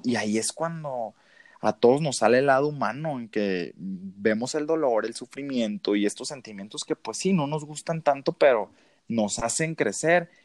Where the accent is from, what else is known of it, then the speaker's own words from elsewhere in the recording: Ciudad Obregón, Sonora, Mexico; accent: norteño; also born or lived in Hermosillo; yo soy originario de Sonora, eh, de Obregón, para ser más exacto, Ciudad de Obregón